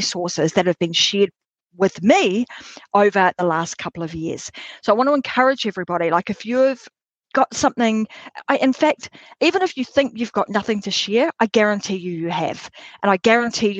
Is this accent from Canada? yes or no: no; Australia; my home country, Australia